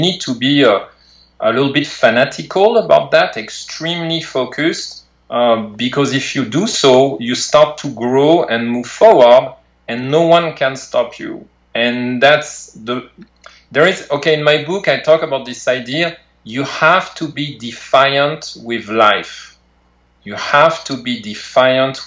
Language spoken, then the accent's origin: English; outside Paris, Île-de-France, France; moved away as an adult; now in California, United States; I grew up in France, right, out of Paris, France